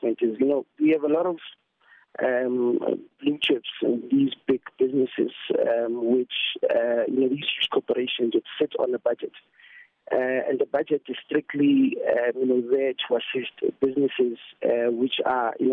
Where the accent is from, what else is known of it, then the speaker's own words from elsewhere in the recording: Vanderbijlpark, Gauteng, South Africa; I'm from Vanderbilt Park